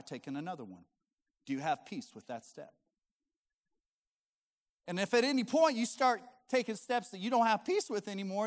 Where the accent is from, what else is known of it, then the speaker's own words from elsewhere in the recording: Colorado, United States; I was born and raised in Colorado